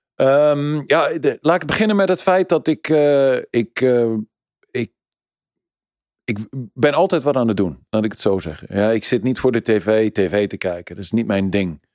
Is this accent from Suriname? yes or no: no; Netherlands; ik ben Nederlander